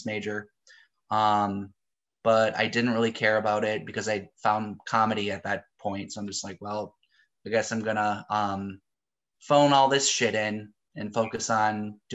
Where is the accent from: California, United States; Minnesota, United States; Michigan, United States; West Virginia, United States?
Minnesota, United States; Hastings; moved away as an adult; also born or lived in Saint Paul, Minnesota / Apple Valley, Minnesota / Inver Grove Heights, Minnesota; now in Milwaukee, United States; I'm originally from Minnesota. So I grew up in a town called Hastings, about 20,000 people right on the Mississippi River.